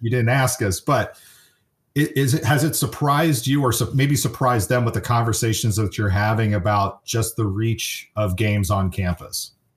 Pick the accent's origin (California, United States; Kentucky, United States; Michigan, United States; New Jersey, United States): California, United States; San Francisco Bay Area; also born or lived in Kansas City, Missouri; I grew up in the San Francisco area